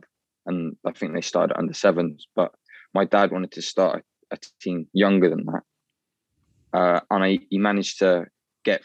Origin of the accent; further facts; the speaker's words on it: Taunton, South West England, United Kingdom; I was born in Taunton at Musgrave Park Hospital